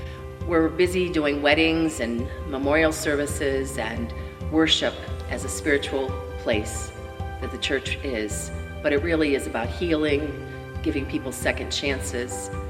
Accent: Hamburg, New York, United States; I'm not a city girl. I grew up in Hamburg

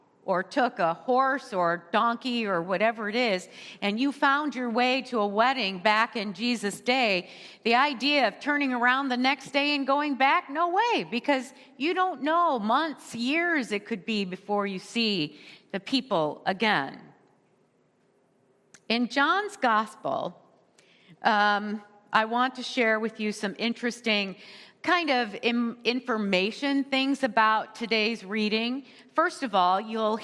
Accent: United States; we as American in our culture

